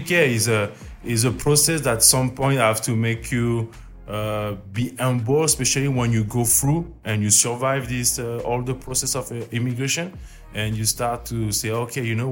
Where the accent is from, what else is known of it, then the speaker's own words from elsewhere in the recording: Auvergne-Rhône-Alpes, France; English is a second language; moved away; I'm in France, I'm from Auvergne, it's volcanic